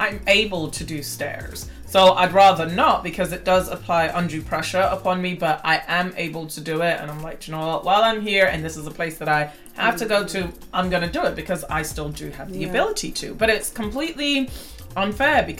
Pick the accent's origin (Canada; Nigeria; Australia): Nigeria; my home country of Nigeria